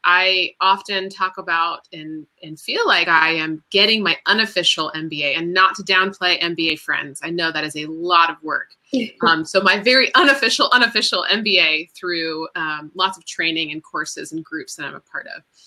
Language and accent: English; Florida, United States; also born or lived in Washington, D.C. / Bethesda, Maryland; now in Chapel Hill, United States; And then my family moved to Florida